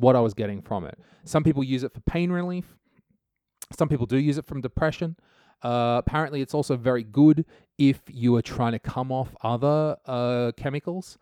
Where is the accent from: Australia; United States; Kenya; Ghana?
Australia; now in Estonia; never one to let the law get in my way as an Australian.